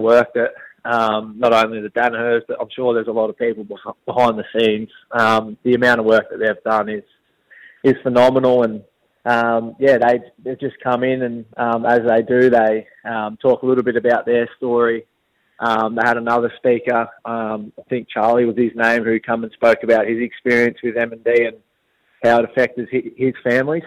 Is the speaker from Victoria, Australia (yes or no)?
yes; Tallygaroopna, Victoria, Australia; also born or lived in Katandra; I was born in Tallygroot